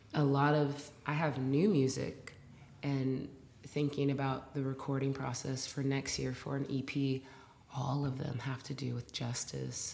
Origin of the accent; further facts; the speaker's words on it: Portland, Oregon, United States; now in Brooklyn, United States; I'm from Portland, Oregon.